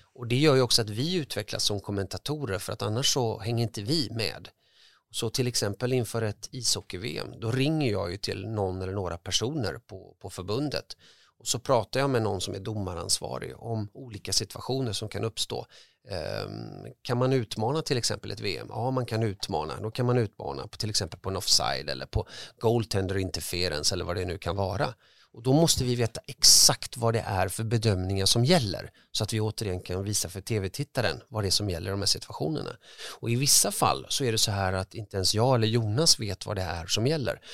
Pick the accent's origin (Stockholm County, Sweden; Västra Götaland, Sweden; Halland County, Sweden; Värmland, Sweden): Västra Götaland, Sweden; Gothenburg; born or raised there